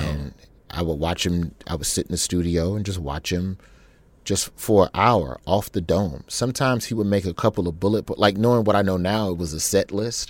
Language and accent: English; Birmingham, Alabama, United States; also born or lived in Memphis, Tennessee; We moved to Birmingham from Memphis when I was in the third grade